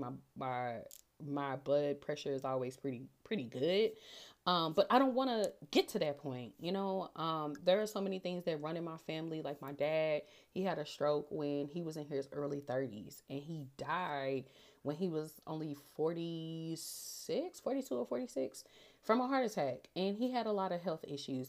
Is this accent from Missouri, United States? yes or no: yes; St. Louis, Missouri, United States; I'm born and raised in Saint Louis